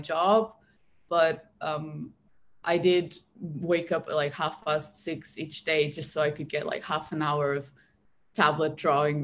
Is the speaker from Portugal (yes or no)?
yes; Portugal; Portugal where I'm from